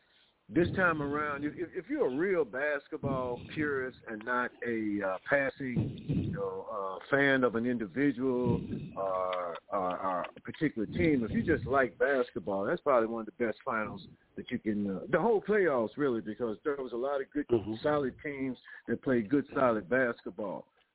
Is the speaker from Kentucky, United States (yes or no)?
yes; Kentucky, United States; moved away as an adult; also born or lived in upstate New York; I was growing up in Kentucky during the time that Pat Riley played for the University of Kentucky.